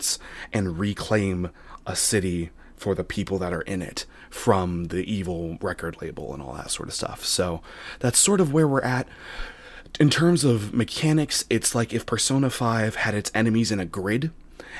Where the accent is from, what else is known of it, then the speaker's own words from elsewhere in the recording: Sacramento, California, United States; I'm from Sacramento